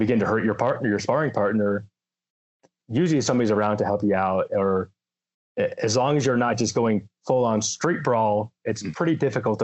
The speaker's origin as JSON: {"language": "English", "area": "Lumpkin County", "region": "Georgia", "country": "United States", "tie": "born or raised there", "moved": "as an adult", "lives_now": "Washington, United States", "said": "So I grew up in Georgia. I grew up in Lumpkin County"}